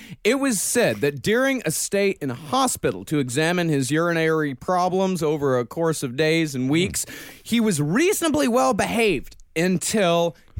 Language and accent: English; Rochester, Texas, United States; same name as my hometown, Rochester, Texas.